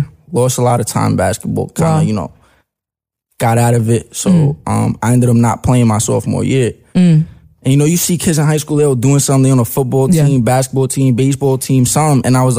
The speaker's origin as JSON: {"language": "English", "town": "Staten Island", "region": "New York", "country": "United States", "said": "Staten Island, baby."}